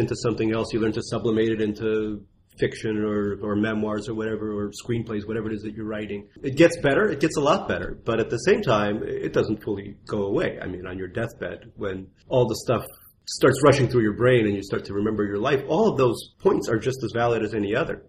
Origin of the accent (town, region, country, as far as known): New York City, New York, United States; born or raised there; accent: Russian accent; also born or lived in Russia